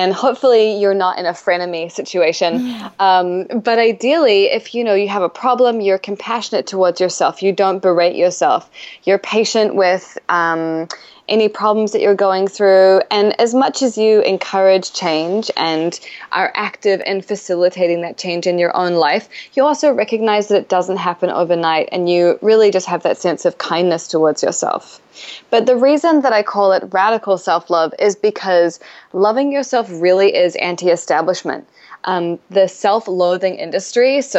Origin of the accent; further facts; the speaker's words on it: New Zealand; moved away as an adult; now in New York City, United States; I'm an author from New Zealand, but I've been living in New York City for 8 years now